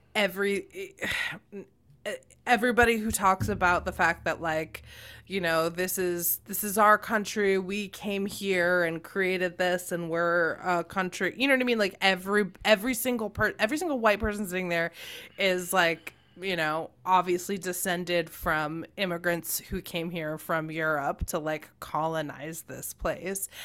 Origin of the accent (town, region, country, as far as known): United States